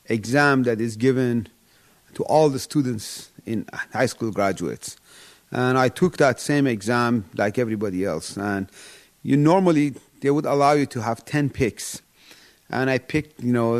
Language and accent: English; Shiraz, Fars, Iran; moved away as an adult; also born or lived in Washington, D.C. / Albany, New York; now in Wilbraham, United States; I was born and raised in Shiraz, Iran